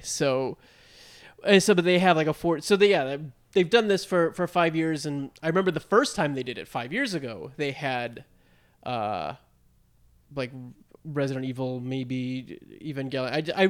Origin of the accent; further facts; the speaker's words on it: Georgia, United States; I grew up in Georgia and, like, normally would go to the Orlando one.